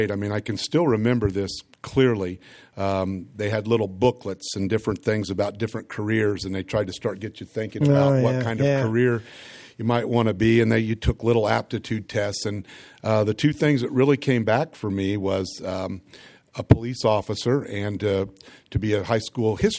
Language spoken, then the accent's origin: English; Lafayette, Indiana, United States; also born or lived in Houston, Texas; a kid from the north end of Lafayette who hadn't traveled a lot